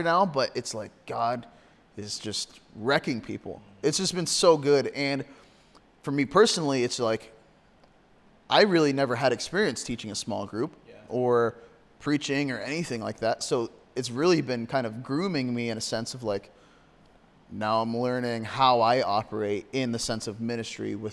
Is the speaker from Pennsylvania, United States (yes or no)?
yes; Corry, Pennsylvania, United States; here in my hometown